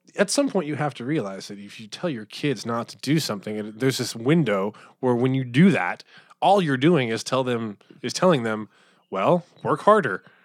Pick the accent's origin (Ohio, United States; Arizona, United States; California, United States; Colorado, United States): Arizona, United States; Phoenix; moved away as an adult; also born or lived in New York / Pittsburgh; I grew up in Phoenix